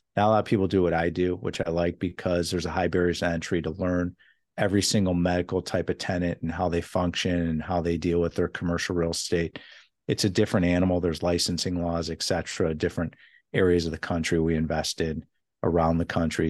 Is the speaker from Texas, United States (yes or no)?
no; Chicago, Illinois, United States; now in California, United States; I come from Chicago